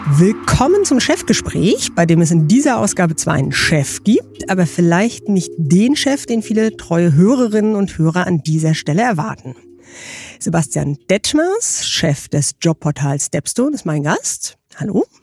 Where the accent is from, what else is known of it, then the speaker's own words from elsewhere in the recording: Baltic coast, Germany; Ich bin an der Ostsee aufgewachsen